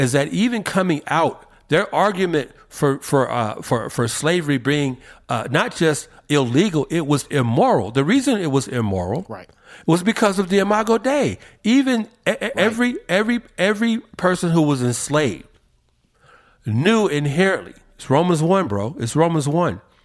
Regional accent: Atlanta, Georgia, United States; Ebenezer Baptist Church in my hometown of Atlanta

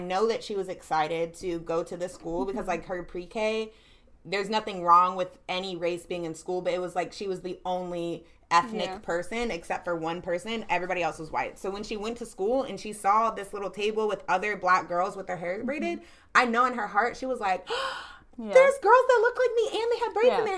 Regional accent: Charlotte, North Carolina, United States; also born or lived in Virginia; I'm born and raised in Charlotte, but, like, 4 years I was raised in Virginia in elementary school

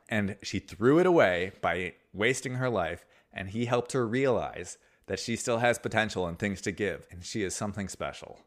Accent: United States

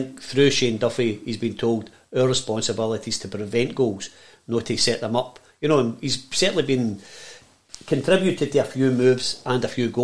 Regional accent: Glasgow, Scotland, United Kingdom; I'm from Glasgow

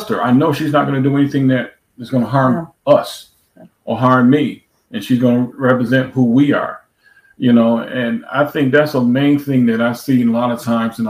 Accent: New York, United States; moved away as an adult; also born or lived in Florida; now in Texas, United States; we moved from New York, where we've been our whole lives, to move to Florida, and then from Florida to Texas

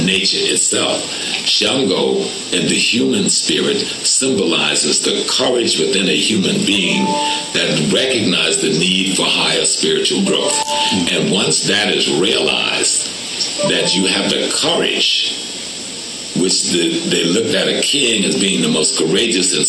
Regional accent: South Carolina, United States; South Carolina, like me, we grew up in the Geechee Gullah culture

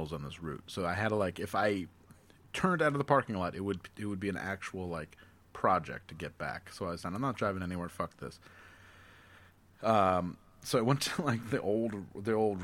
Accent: Albany, New York, United States; Albany, New York

